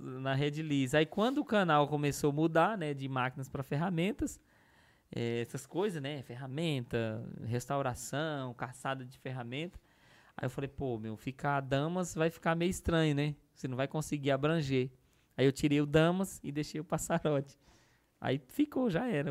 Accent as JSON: {"language": "Portuguese", "region": "Northeast Region", "country": "Brazil", "said": "eu sou do Nordeste"}